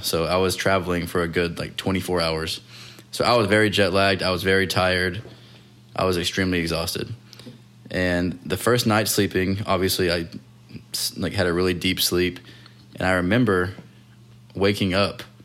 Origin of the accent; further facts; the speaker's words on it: Texas, United States; where I grew up in Texas, there was no beach